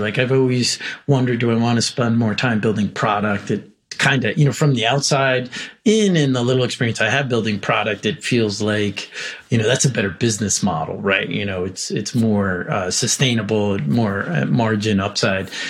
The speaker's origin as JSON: {"language": "English", "town": "New York City", "region": "New York", "country": "United States", "tie": "born or raised there", "said": "I was born in Brooklyn"}